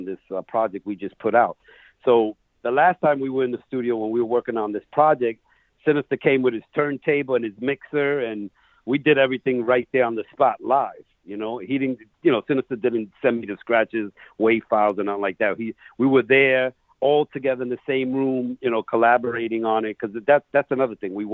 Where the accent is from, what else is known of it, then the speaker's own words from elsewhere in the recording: New York City, New York, United States; I grew up in Queens